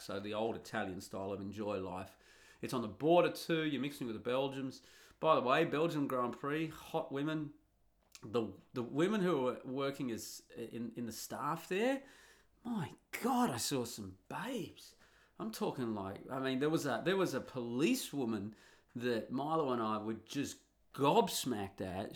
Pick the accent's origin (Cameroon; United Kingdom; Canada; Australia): Australia; moved away as an adult; also born or lived in Italy; now in Netherlands; when I grew up in Australia in the nineteen eighties